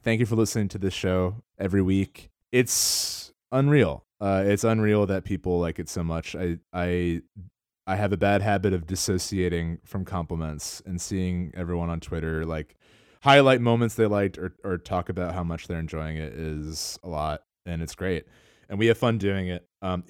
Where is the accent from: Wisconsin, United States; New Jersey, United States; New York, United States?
New Jersey, United States; I was born in Princeton, New Jersey. I grew up in central New Jersey.